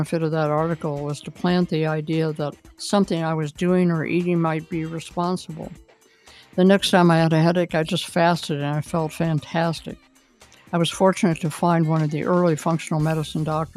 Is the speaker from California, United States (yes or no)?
no; Columbus, Ohio, United States; I was born in the University Hospital at OSU